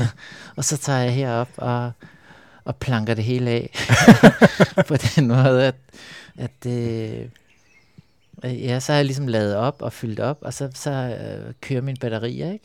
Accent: Copenhagen, Capital Region of Denmark, Denmark; Jeg voksede op ude på Amager

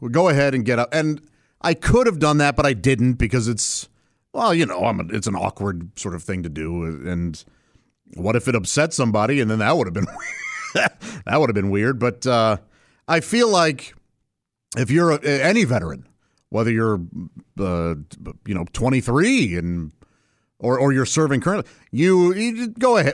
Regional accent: St. Louis, Missouri, United States; moved away; When I grew up in Saint Louis

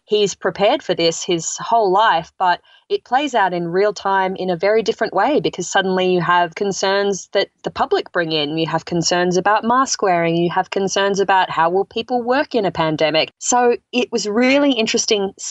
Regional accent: Australia; moved away as an adult; now in United States

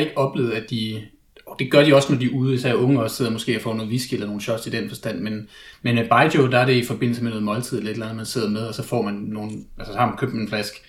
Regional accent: Denmark; at være dansker

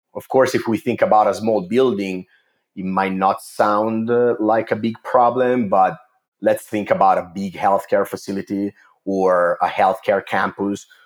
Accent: Italy; English is a second language; moved away as an adult; also born or lived in Milan; I'm originally from Italy. You can probably tell from my accent.

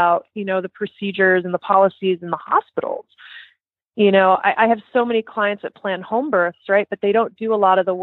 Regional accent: New Jersey, United States; I have a truck driver mouth. I'm from New Jersey.

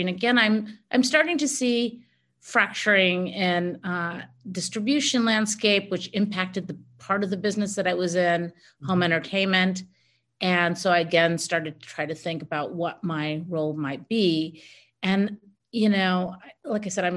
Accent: United States; I was born here in the United States

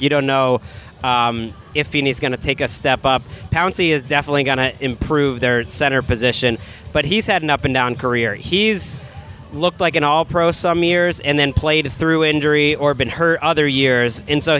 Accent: Massachusetts, United States; I grew up in Massachusetts.

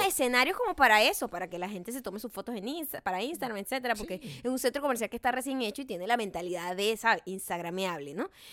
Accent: Venezuela; moved away; De Venezuela

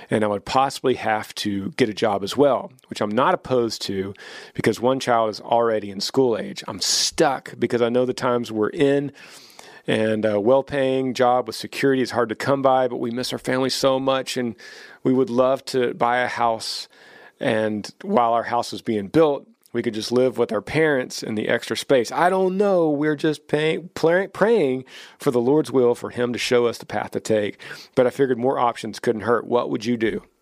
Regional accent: Ohio, United States; moved away as an adult; now in South Carolina, United States; We're originally from Ohio, funny that I misspoke Ohio earlier. And all of our family lives in Ohio still. We moved to South Carolina for a job opportunity for my husband almost five years ago now.

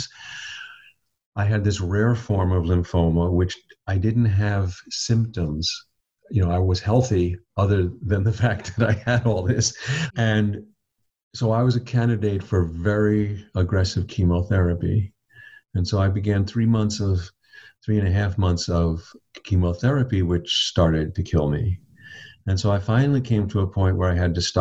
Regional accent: Long Island, New York, United States; when I was a boy and I grew up on Long Island in New York

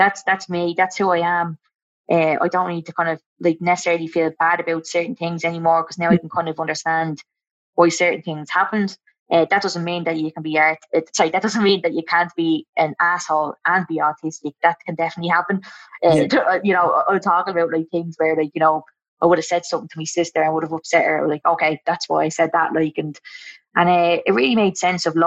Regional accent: Dublin, Leinster, Ireland; growing up in Kilmacock

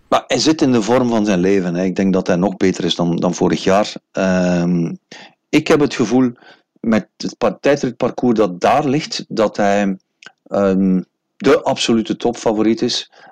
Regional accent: Belgium; als Belg

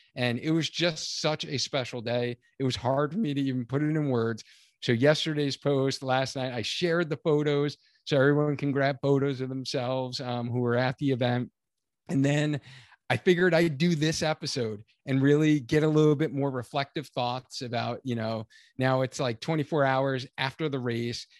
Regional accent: Cheshire, Connecticut, United States; the Cheshire Half Marathon here in Connecticut. So this is my hometown race.

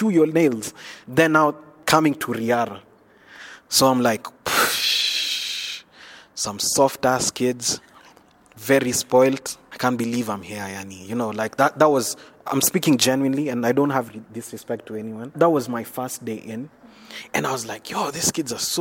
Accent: Nairobi, Kenya; I'm from Nairobi, Kenya. I was coming from Eastlands

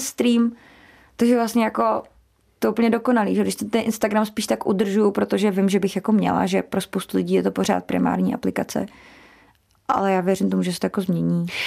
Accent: Czechia; u nás v Česku

